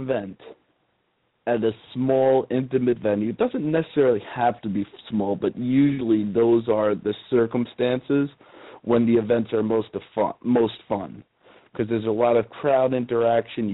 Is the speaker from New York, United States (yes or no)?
yes; New York, United States; Growing up in New York, the concrete jungle